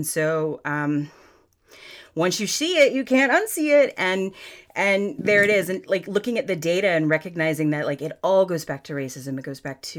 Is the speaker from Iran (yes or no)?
no; Florida, United States; And I was flown here. I grew up on Florida's Space Coast. My mom lives across the street from an astronaut now.